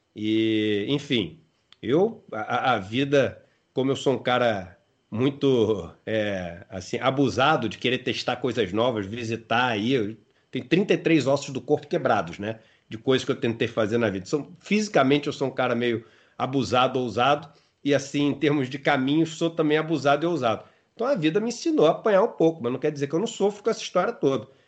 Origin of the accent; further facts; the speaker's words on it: Rio de Janeiro, Brazil; Eu sou carioca